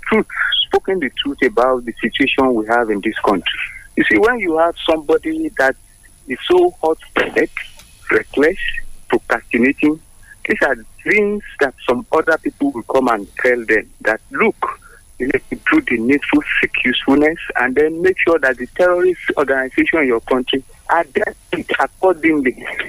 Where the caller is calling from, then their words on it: Abuja, Federal Capital Territory, Nigeria; calling from Abuja.